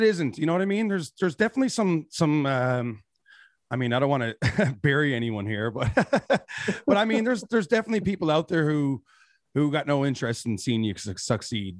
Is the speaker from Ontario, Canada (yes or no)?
no; Newfoundland and Labrador, Canada; as a Newfoundlander